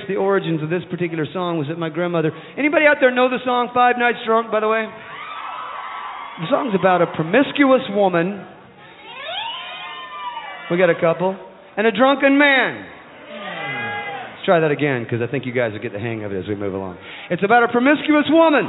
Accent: East Tennessee Mountains, United States; we're from the East Tennessee Mountains, which is right over the ridge over there

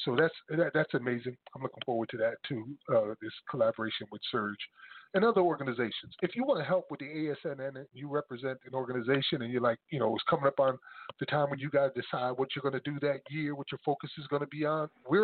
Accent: New Jersey, United States; also born or lived in South Carolina; my home state, New Jersey

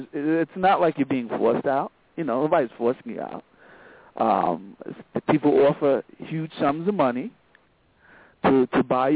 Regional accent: Brooklyn, New York, United States; I grew up in Brooklyn

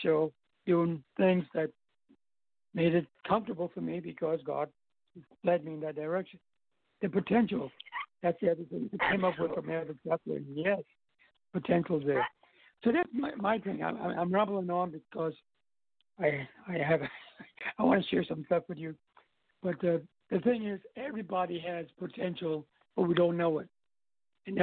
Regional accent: U.S. Virgin Islands; also born or lived in New York; I'm from St. Thomas.

